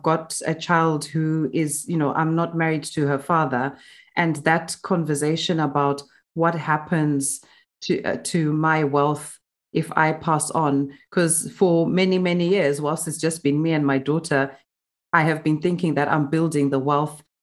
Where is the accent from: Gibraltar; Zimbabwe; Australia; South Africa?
Zimbabwe; now in United Kingdom; you and I grew up in Zimbabwe. We're living in the UK.